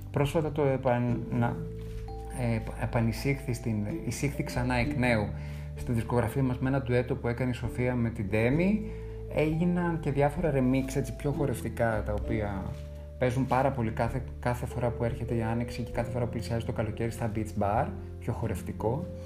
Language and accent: Greek; Greece